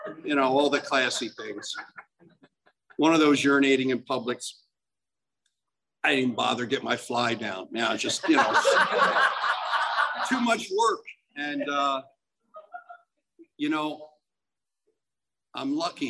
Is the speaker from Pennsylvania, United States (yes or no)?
yes; Pennsylvania, United States; I'm from Pennsylvania. I can barely swim.